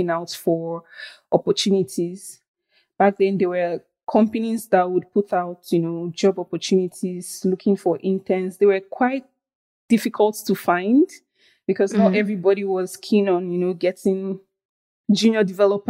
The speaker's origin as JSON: {"language": "English", "country": "Nigeria", "tie": "born or raised there", "also_born_or_lived": "Benin", "moved": "as an adult", "said": "I grew up in Nigeria, but I went to school in a different country, close by country. It's called Benin Republic."}